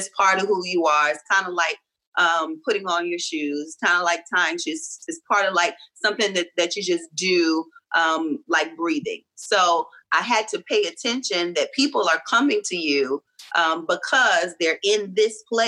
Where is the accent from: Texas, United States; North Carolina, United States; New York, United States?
North Carolina, United States; Reidsville; I'm from North Carolina. I'm from Reidsville, which is near Greensboro